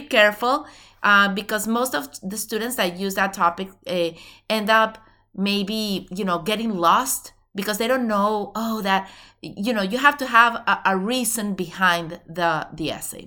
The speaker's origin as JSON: {"language": "English", "country": "Venezuela", "moved": "yes", "said": "I'm originally from Venezuela"}